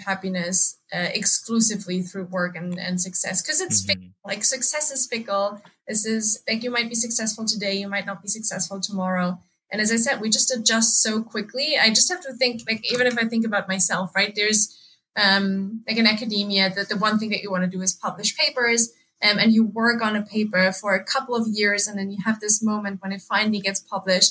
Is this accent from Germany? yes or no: yes; Germany; moved away as an adult; also born or lived in England; so I grew up in Germany. That's why I spent all of my teenage years and like before I moved to England